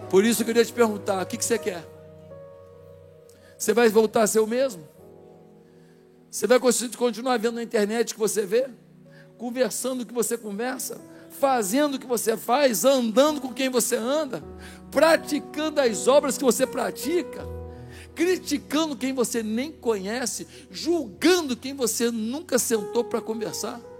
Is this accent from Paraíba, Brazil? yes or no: yes; João Pessoa, Paraíba, Brazil; born there; Eu nasci na Paraíba. João Pessoa, olha meu sotaque, como é que é?